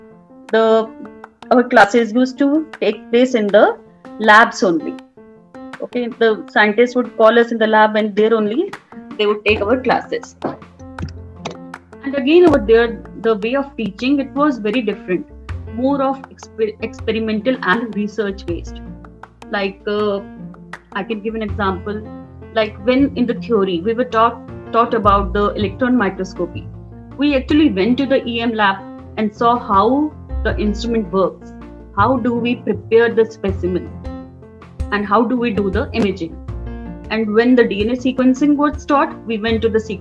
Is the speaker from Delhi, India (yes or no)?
yes; Delhi, India; I'm from Delhi